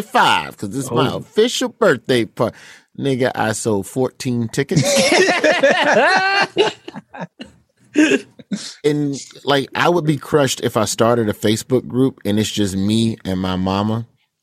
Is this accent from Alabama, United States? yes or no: yes; Birmingham, Alabama, United States; my hometown of Birmingham, Alabama